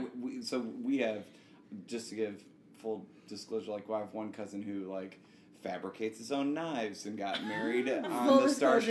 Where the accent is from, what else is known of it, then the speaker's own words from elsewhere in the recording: Wisconsin, United States; We are from Wisconsin. I'm from Wisconsin, to my core.